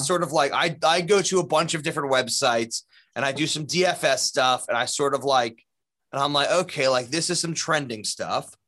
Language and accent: English; New Jersey, United States; I grew up in New Jersey